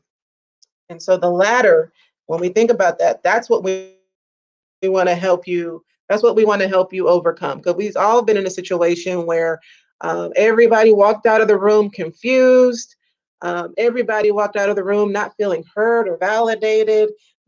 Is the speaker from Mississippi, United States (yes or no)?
yes; Mississippi, United States; now in Texas, United States; I'm originally from Mississippi